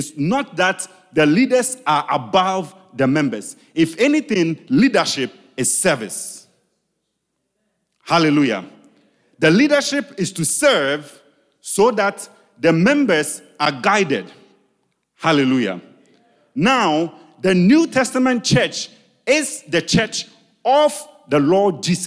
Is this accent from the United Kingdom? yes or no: no; Ghana; English is a second language; I'm Ghanaian. There are things that I say in my local dialect that does not have the English translation